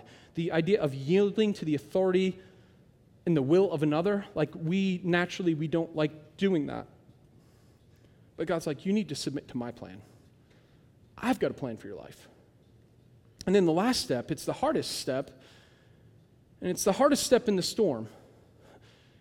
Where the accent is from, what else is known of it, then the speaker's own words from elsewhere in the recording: United States; I'm an American